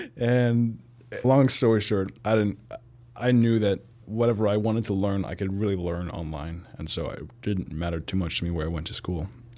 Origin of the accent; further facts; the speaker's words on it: California, United States; also born or lived in Pittsburgh / Germany; I was born in Pittsburgh and moved to Germany. Soccer was very big there. And then when I moved to the U.S., in California, I heard about football for the first time in fifth grade